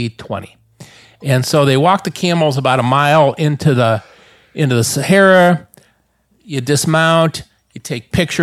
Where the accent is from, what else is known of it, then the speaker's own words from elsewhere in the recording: Cleveland, Ohio, United States; I'm from Cleveland, Ohio.